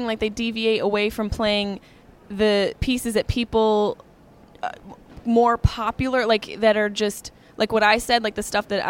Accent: United States; I'm an American chick

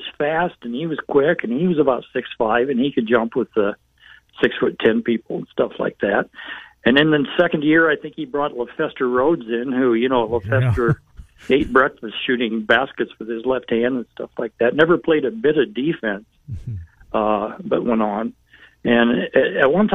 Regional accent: Cedar Rapids, Iowa, United States; also born or lived in Ames; I grew up in Cedar Rapids

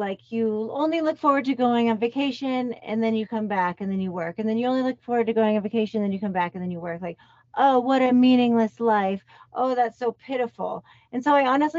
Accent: Colorado, United States; We're from Colorado, but our mom's side of our family is in South Carolina.

